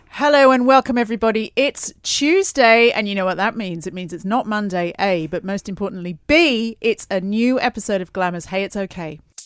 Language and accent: English; Australia; moved away; I'm from Australia, as a lot of people know, and I, I haven't been home for Christmas for a couple now